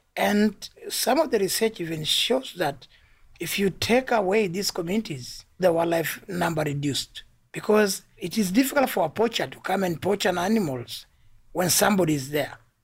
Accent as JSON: {"language": "English", "country": "Tanzania", "said": "I come from Tanzania"}